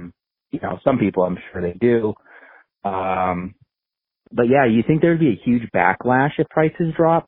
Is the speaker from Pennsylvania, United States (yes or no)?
yes; Philadelphia, Pennsylvania, United States; accent: Philly; I know that's what I was thinking about along with my Philly accent.